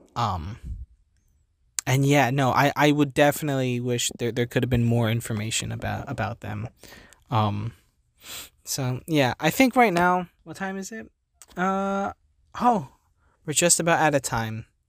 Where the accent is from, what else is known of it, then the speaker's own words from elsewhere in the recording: New Jersey, United States; I'm from New Jersey